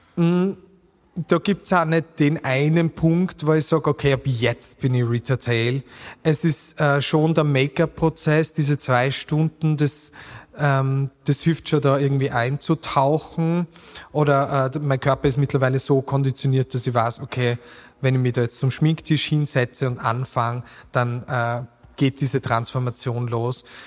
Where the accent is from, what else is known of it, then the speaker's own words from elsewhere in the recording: Burgenland, Austria; accent: Burgenland dialect; now in Vienna, Austria; mit meinem burgenländischen Dialekt